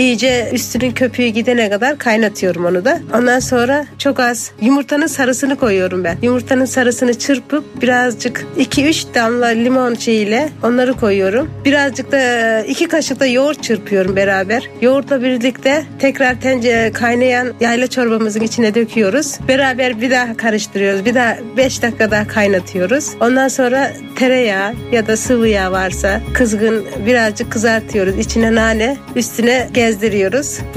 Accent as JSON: {"language": "Turkish", "region": "Konya", "country": "Turkey"}